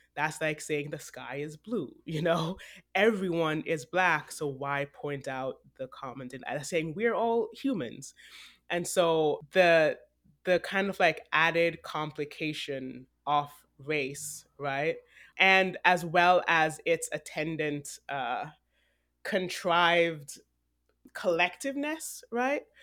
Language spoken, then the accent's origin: English; Jamaica; also born or lived in Texas / Vancouver; now in New York City, United States; I was born in Jamaica. I was older when I left than Akua. I lived in Texas for seven years